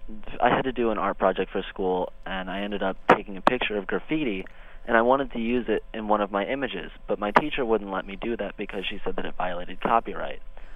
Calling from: Pennsylvania, United States

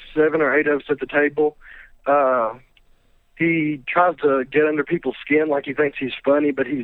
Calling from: Campbellsville, Kentucky, United States; from Campbellsville, Kentucky.

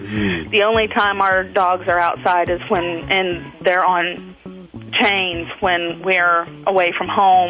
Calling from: North Carolina, United States; North Carolina.

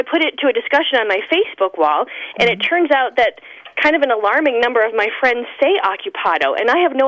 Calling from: Ishpeming, Michigan, United States; I'm calling from Ishpeming, Michigan.

